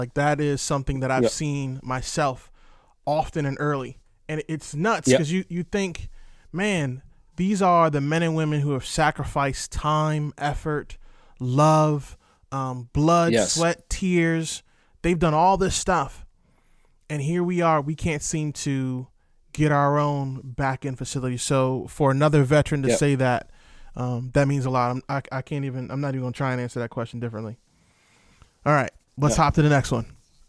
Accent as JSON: {"language": "English", "region": "Virginia", "country": "United States", "said": "First of all, I'm from Seven City. So shout out to Virginia."}